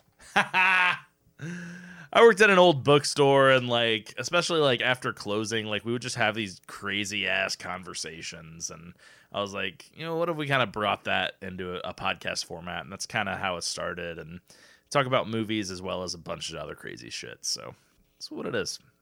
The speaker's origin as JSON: {"language": "English", "region": "Indiana", "country": "United States", "said": "we're from Indiana"}